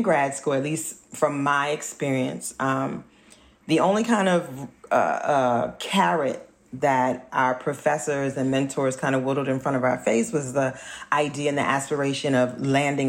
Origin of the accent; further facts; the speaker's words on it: New Orleans, Louisiana, United States; now in Philadelphia, United States; I grew up in New Orleans, which is one of the Blackest cities in this country